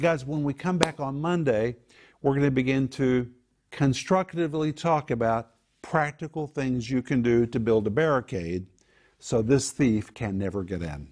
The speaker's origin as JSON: {"language": "English", "town": "Sand Springs", "region": "Oklahoma", "country": "United States", "tie": "born or raised there", "said": "I grew up in Sand Springs, Oklahoma"}